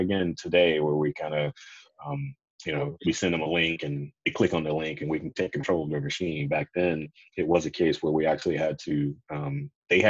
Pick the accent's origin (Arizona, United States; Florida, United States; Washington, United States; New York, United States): Florida, United States; Jacksonville; also born or lived in Tampa, Florida; I moved away from my hometown of Jacksonville, Florida, to Tampa to attend school.